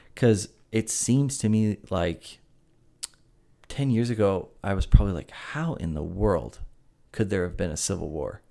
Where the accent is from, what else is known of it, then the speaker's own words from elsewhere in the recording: Greenville, South Carolina, United States; born and raised in Greenville, South Carolina